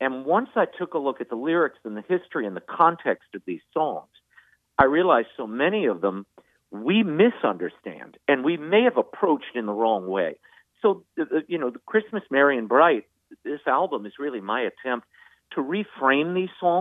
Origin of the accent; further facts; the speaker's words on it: New Orleans, Louisiana, United States; I grew up in New Orleans.